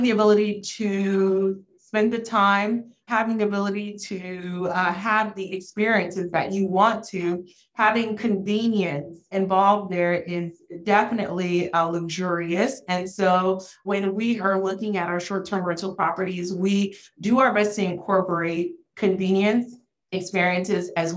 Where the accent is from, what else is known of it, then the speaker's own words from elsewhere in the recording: Florida, United States; also born or lived in Haiti; raised in an underrepresented area in Florida